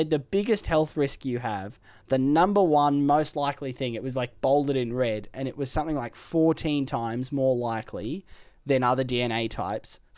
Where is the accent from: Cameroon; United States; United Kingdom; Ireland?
Ireland; You know I'm from Ireland.